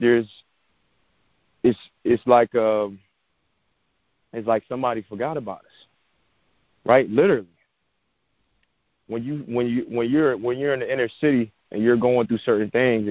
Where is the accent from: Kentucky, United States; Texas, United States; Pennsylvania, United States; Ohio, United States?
Pennsylvania, United States; Philadelphia; moved away; And I grew up inner city in Philadelphia, you know, Section 8 public housing